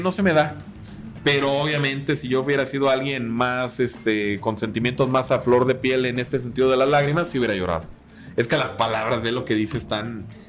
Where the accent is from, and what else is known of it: Mexico